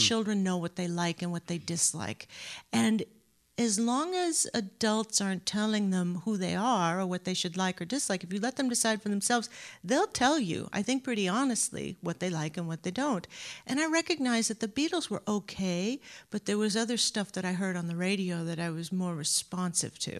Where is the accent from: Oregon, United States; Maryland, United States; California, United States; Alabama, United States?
California, United States; Anaheim; now in Boston, United States; Southern California, Anaheim, California